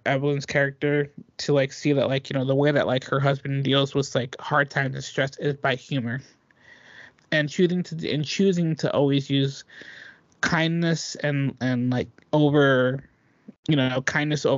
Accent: Dublin, California, United States; moved away; I had to go to Dublin. I had to go to our hometown

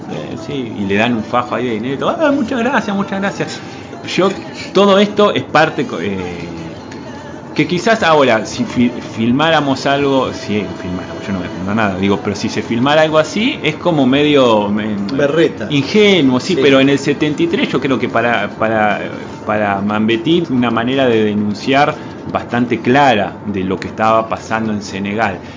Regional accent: Uruguay; No, somos. bueno, yo soy uruguayo.

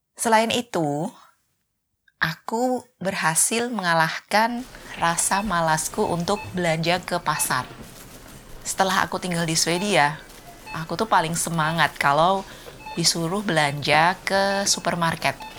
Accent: Surakarta, Central Java, Indonesia; moved away as an adult; now in Sweden; kalau di Solo kami sering bikin lotis

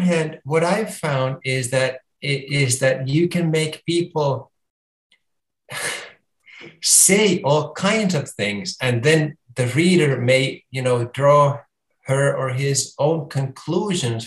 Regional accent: Helsinki, Uusimaa, Finland; my hometown of Helsinki

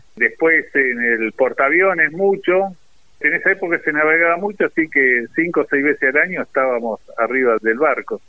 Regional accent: Bahía Blanca, Buenos Aires Province, Argentina; also born or lived in Villa Regina; Nací en Villa Regina, pero la mayoría del tiempo la viví aquí en Bahía Blanca, donde mis padres residían.

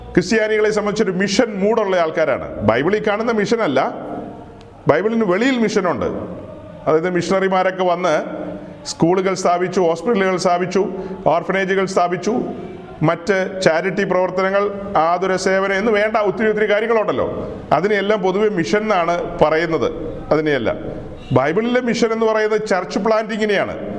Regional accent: Ernakulam district, Kerala, India; ആ പുഴയ്ക്ക് അക്കരെ ഞങ്ങളുടെ ദേശമാ എറണാകുളം ജില്ലക്കാരാ

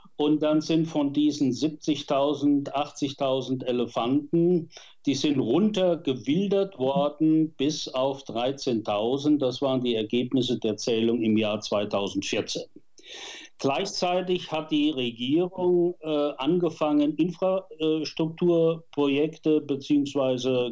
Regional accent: Westerwald, Rhineland-Palatinate, Germany; moved away as an adult; also born or lived in Bonn; Ich stamme aus dem Westerwald

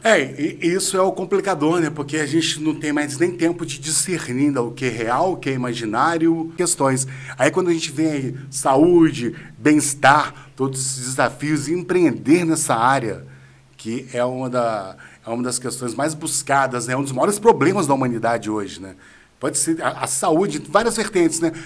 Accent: Natividade, Brazil; Eu não nasci lá em Natividade, né? Mas eu fui pequeno para a Natividade

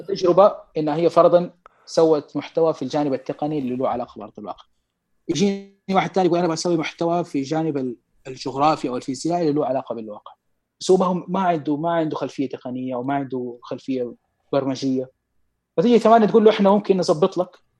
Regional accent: Mecca, Makkah Province, Saudi Arabia; عندنا في مكه

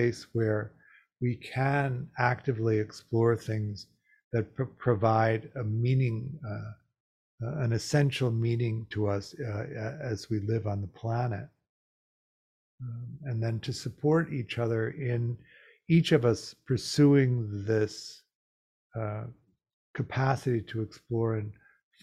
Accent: Midwest, United States; moved away; also born or lived in Chicago / New York / Los Angeles; I grew up gay in the Midwest in the 50s and 60s

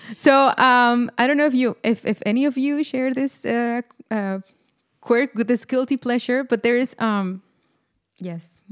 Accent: Mexico; moved away as an adult; now in Netherlands; I am indeed uh, Mexican. I was born and raised in Mexico

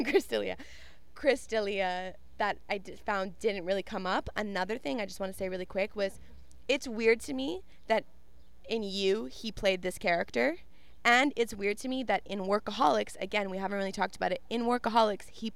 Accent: Canada; we are Canadian

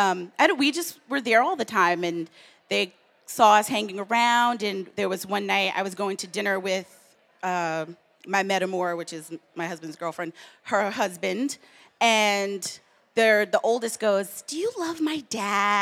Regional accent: the South, United States; now in New York, United States; I grew up in the South

